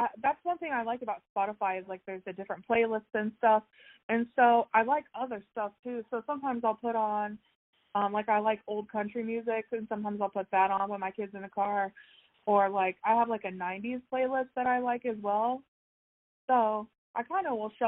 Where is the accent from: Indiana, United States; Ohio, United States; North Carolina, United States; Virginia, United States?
Ohio, United States; I grew up in Ohio